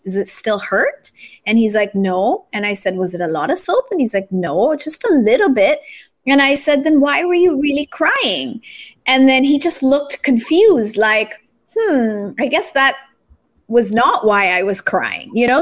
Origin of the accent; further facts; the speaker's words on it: Japan; now in Philippines; I grew up in Japan